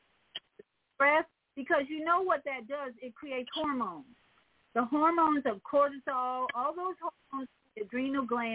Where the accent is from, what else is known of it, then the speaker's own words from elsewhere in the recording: Chicago, Illinois, United States; in Chicago, my hometown, where I live